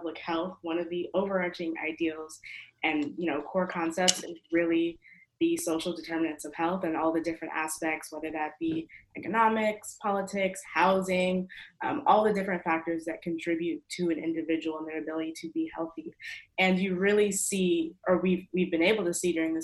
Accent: New York, United States; moved away; I'm from New York, but of course I'm here on campus right now for school

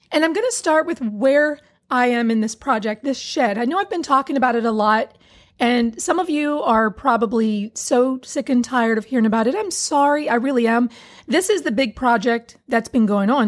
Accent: Hagerstown, Maryland, United States; moved away; I grew up in Hagerstown, Maryland, Western Maryland

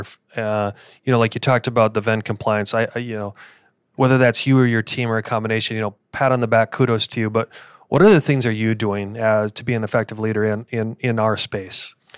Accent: Midwest, United States; now in Arizona, United States; how we were raised in the Midwest

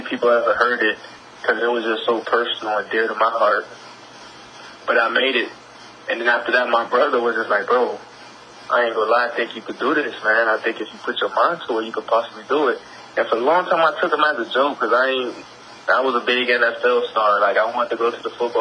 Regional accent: Miami, Florida, United States; now in Atlanta, United States; I'm from Miami, but I'm calling out of Atlanta now

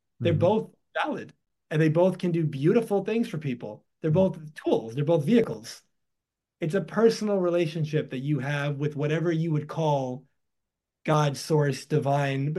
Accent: New York, United States; I was born in New York in the United States

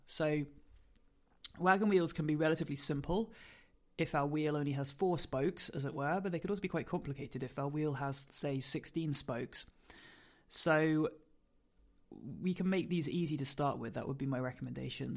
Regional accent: United Kingdom; I'm a British force free Gundog trainer.

